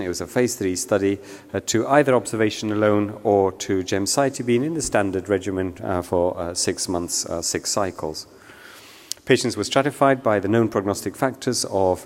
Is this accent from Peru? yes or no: yes; Peru; now in United Kingdom; I'm from Peru